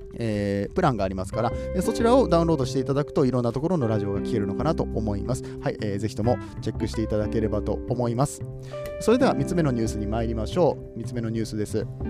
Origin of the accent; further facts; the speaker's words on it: Aichi, Japan; now in Kansai, Japan; 僕は愛知県出身なんですけれども